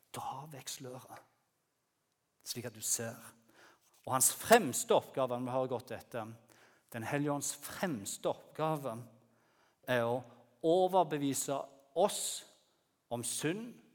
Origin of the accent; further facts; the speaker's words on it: Bryne, Rogaland, Norway; moved away as an adult; now in Lyngdal, Norway; jeg kom opprinnelig fra Jæren. Dere vet, du, du hører sikkert det. Fra Bryne